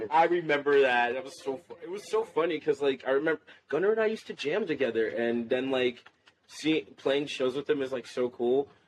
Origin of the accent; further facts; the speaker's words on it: Boynton Beach, Florida, United States; Boynton Beach, more or less